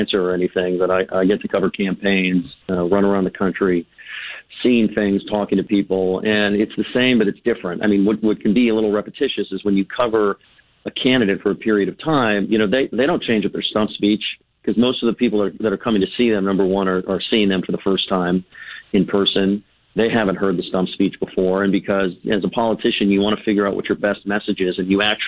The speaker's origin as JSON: {"language": "English", "region": "California", "country": "United States", "said": "I'm from California, where nobody cares about politics"}